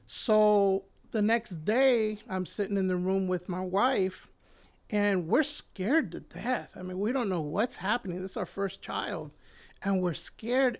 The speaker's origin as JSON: {"language": "English", "country": "Puerto Rico", "tie": "born or raised there", "moved": "yes", "said": "I was born in Puerto Rico, and I was raised, uh, close to my grandmother and my grandfather"}